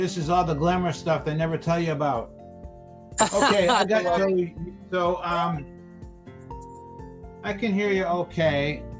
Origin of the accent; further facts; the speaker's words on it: Boston, Massachusetts, United States; I grew up in Boston, in Dorchester, or as we like to say, Dorchester